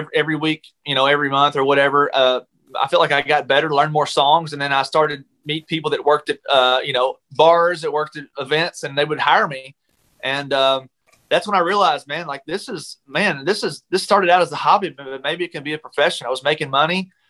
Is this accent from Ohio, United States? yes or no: no; Kentucky, United States; moved away; I went back home this weekend to Kentucky to visit my folks. And I went to church, that same church, that Sunday